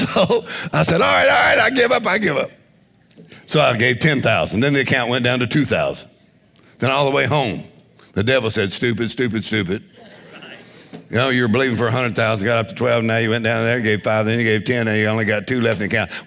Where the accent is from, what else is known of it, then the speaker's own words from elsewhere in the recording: Louisiana, United States; we're from Louisiana